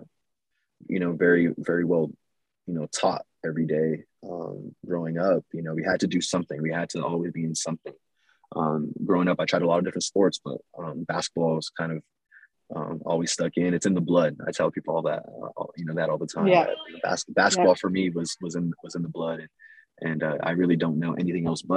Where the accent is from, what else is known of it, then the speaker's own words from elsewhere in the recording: Los Angeles, California, United States; moved away as an adult; also born or lived in New York City; I grew up in East LA, and then we slowly started making our way east, more east in the valley, and then kind of grew up in the San Gabriel Valley as well.